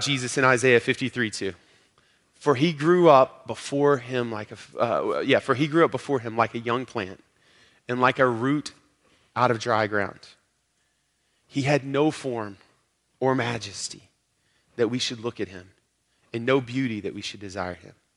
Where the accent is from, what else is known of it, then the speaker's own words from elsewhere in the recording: Arkansas, United States; I'm from Arkansas